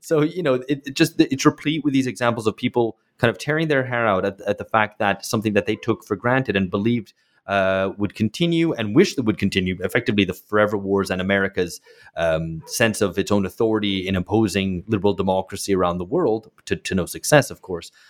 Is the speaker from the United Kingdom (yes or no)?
yes; United Kingdom; moved away; I grew up in Britain